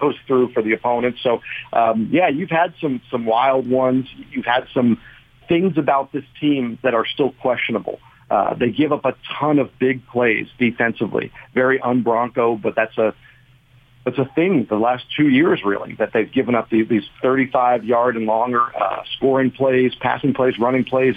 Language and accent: English; Bergen County, New Jersey, United States; moved away as an adult; now in Virginia, United States; I'm from up north in Bergen County, and I went to Rutgers. I started my career at Star Ledger in Newark. Uh, so yeah, oh. Jersey boy through and through.